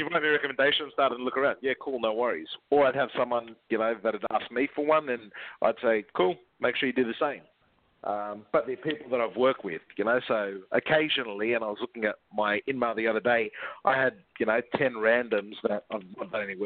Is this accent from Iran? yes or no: no; Australia; I was an Aussie recruiter